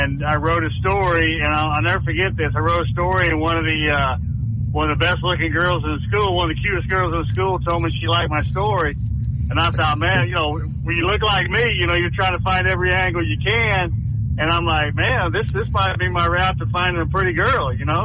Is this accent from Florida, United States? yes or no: no; Huntsville, Alabama, United States; moved away as an adult; also born or lived in Long Beach; We both were born and raised but we were raised in Huntsville